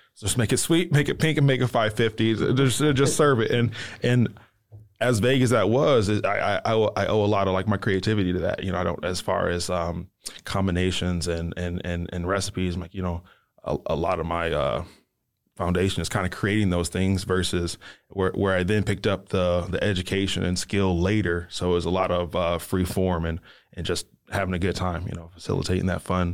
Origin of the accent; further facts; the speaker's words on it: Detroit, Michigan, United States; moved away; I'm not from here, I'm from Detroit, Michigan